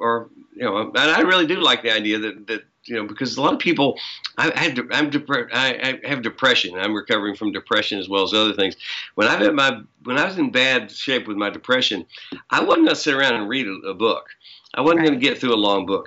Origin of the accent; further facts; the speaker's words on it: the South, United States; You can tell I'm from the South. That's how we say that. We've been knowing